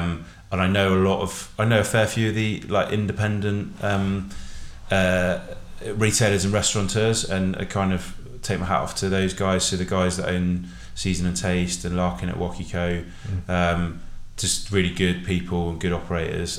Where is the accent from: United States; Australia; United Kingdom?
United Kingdom; Bristol, South West England; We're three brothers. We're from Bristol.